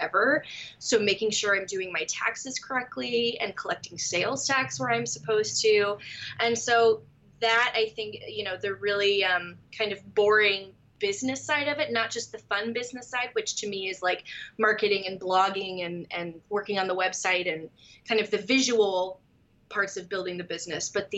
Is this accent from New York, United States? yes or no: no; Moorpark, California, United States; also born or lived in Los Angeles, California / Orange County, California; I was born in Los Angeles and raised nearby in Ventura County